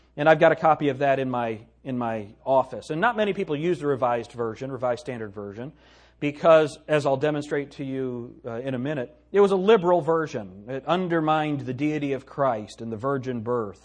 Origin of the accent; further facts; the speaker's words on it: United States; I'm an American.